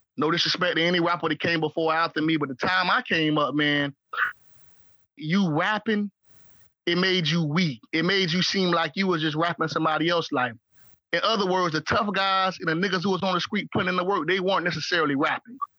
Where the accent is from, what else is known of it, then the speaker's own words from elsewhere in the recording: St. Petersburg, Florida, United States; When I started growing my dreads in St. Pete, in St. Petersburg, Florida, the Bird, Trigger City, St. Creek, St. Pistol